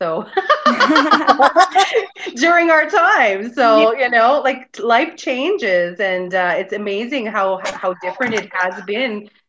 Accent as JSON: {"language": "English", "town": "Maidstone", "region": "Saskatchewan", "country": "Canada", "moved": "yes", "said": "I'm from Maidstone, Saskatchewan. I'm the only Saskatchewanian."}